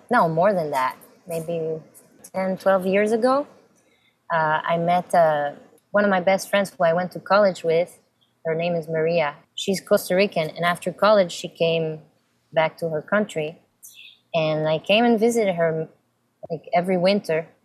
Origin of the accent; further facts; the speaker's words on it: Samois-sur-Seine, Île-de-France, France; also born or lived in Fontainebleau / Cameroon; I was born in France, in Fontainebleau, close to Paris. I mean, two weeks later, I moved to Cameroon. My first, my baby years were in Cameroon, Africa. And um, then came back to France and lived in Samois, a little village